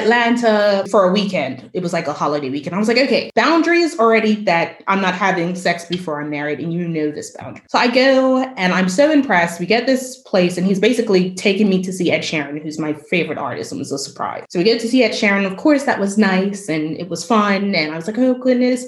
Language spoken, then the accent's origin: English; Bermuda; my island